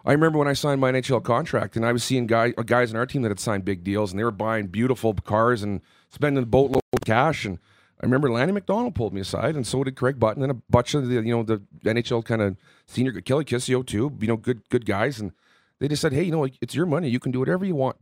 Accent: Southern Manitoba, Canada; growing up in Southern Manitoba

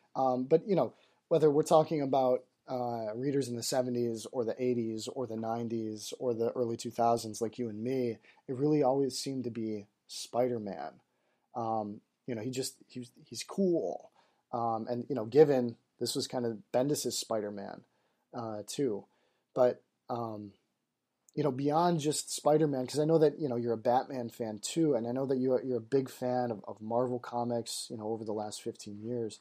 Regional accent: Michigan, United States; I'm from Michigan

